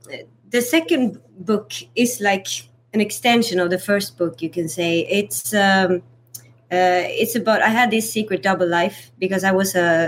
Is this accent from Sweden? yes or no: yes; Sweden; now in United States; I got to say the thing that I really like about growing up in Sweden versus here